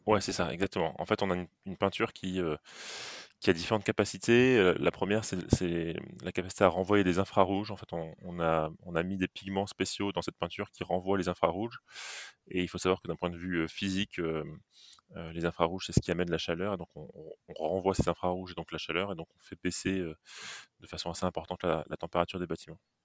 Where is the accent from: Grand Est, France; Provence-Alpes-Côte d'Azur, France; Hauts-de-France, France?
Grand Est, France; Metz; now in Nantes, France; à l'origine je suis messin